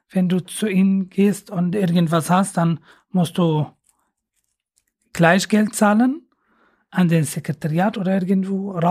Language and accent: German; Aleppo, Aleppo Governorate, Syria; moved away as an adult; now in Germany; Äh, also aus Syrien